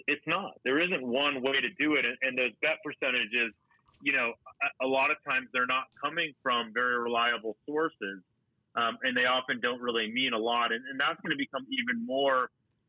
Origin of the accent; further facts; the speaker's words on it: Boston, Massachusetts, United States; I grew up in Boston